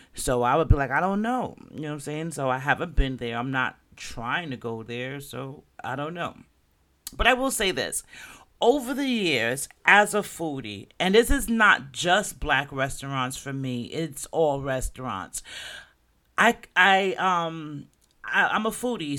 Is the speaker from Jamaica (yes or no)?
yes; Jamaica; now in Florida, United States; I'm Jamaican